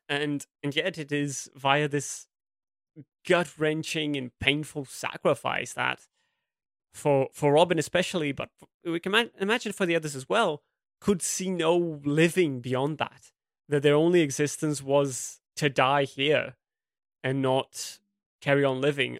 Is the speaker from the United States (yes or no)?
no; Brazil; English is a second language; a Brazilian academic